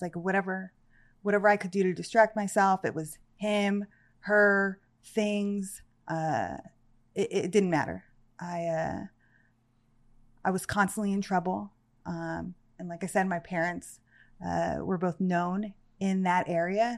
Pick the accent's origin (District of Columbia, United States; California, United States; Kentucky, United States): California, United States; Santa Clarita; also born or lived in Panama City; I grew up in a town called Canyon Country, California